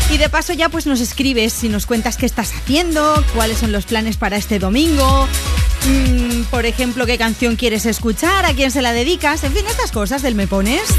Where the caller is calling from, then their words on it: Madrid, Community of Madrid, Spain; de Madrid